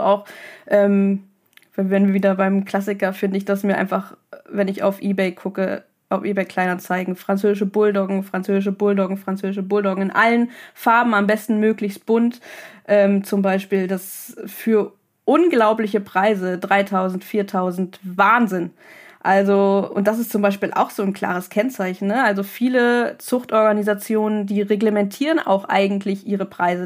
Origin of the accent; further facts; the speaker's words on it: Germany; bei uns in Deutschland